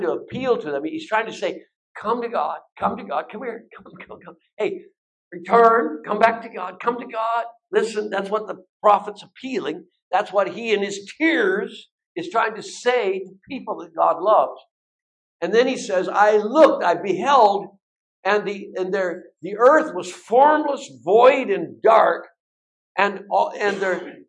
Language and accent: English; Bellingham, Washington, United States; I'm from Bellingham.